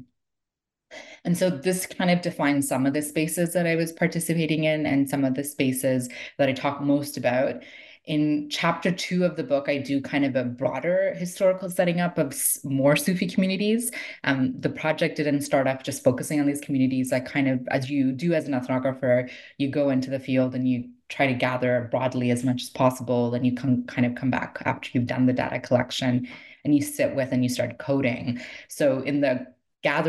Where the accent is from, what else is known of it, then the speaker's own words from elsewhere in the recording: Toronto, Ontario, Canada; I grew up in Toronto